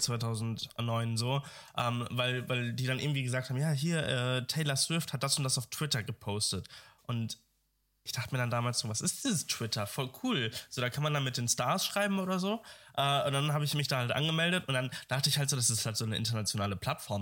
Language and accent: German; Dortmund, North Rhine-Westphalia, Germany; moved away; ich kam ja aus Dortmund ich komme aus Dortmund.